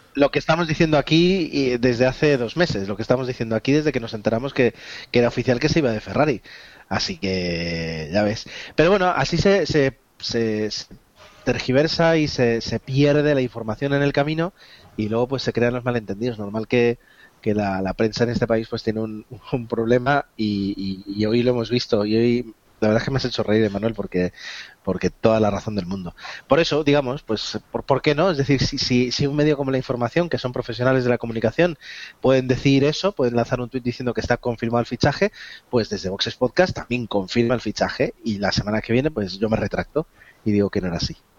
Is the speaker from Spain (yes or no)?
yes; Spain; nosotros como españoles